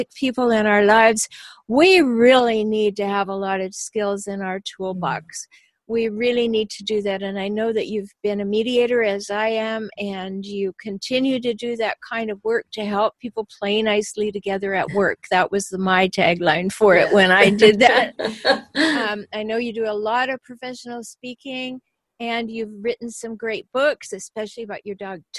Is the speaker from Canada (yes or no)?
yes; Canada; now in San Diego, United States; I'm Canadian and I live in San Diego